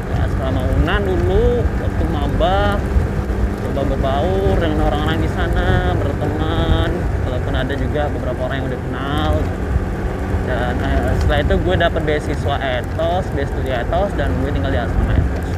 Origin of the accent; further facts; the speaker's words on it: Danau Kembar, West Sumatra, Indonesia; also born or lived in Cirebon / Padang; di daerah gue di Danau Kembar